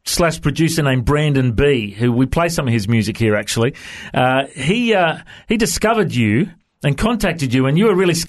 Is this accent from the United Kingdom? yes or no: no; Australia; accent: Aussie; have you chatted to many Aussies before? Do you understand my accent okay?